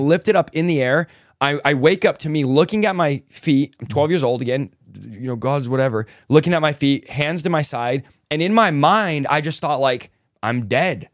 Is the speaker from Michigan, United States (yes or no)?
no; San Jose, California, United States; also born or lived in Manteca, California; Was raised in San Jose, California, so the Bay Area